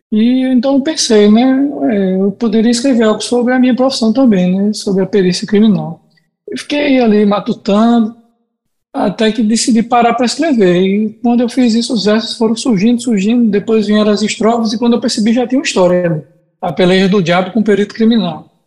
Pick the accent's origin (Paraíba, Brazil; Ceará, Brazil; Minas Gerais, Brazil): Paraíba, Brazil; É um veículo de comunicação que aqui no Nordeste já tinha muita força, principalmente aqui